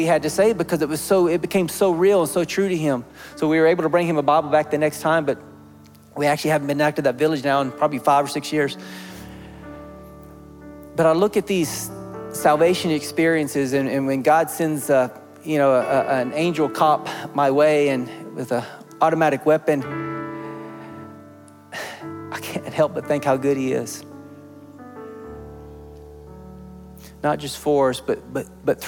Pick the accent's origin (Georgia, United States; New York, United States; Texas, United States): Texas, United States; accent: Texan; first language English; My first language is not Spanish, it's English or Texan